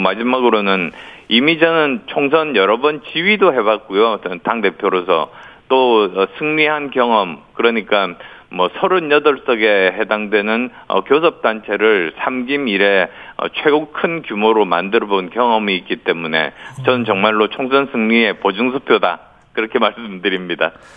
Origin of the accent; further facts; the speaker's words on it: Busan, South Korea; moved away; also born or lived in Yeongju, North Gyeongsang; 제가 경북 영주가 뿌리거든요. 예. 어, 그리고 부산이 고향이어서